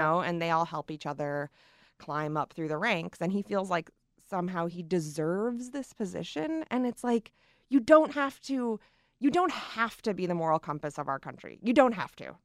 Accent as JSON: {"language": "English", "region": "Michigan", "country": "United States", "tie": "born or raised there", "moved": "yes", "said": "my hometown in Michigan"}